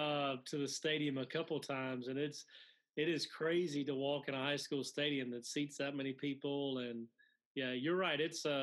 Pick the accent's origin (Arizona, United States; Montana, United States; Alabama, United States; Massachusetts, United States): Alabama, United States; I grew up in Alabama. I grew up an Auburn fan.